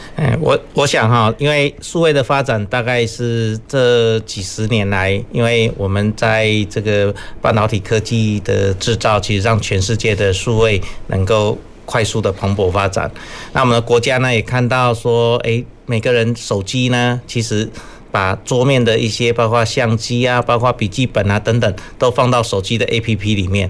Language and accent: Chinese; Yilan County, Taiwan; moved away; 我来自宜兰嘛，哈，我家种田